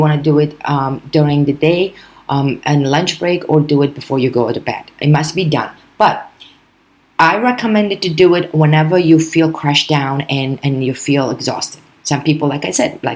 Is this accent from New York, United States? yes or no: yes; New York, United States; as a New Yorker, we fast to begin with.